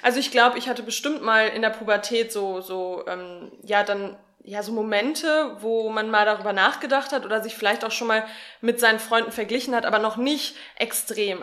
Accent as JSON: {"language": "German", "area": "Sauerland", "region": "North Rhine-Westphalia", "country": "Germany", "tie": "born or raised there", "said": "ich bin ja im Sauerland aufgewachsen"}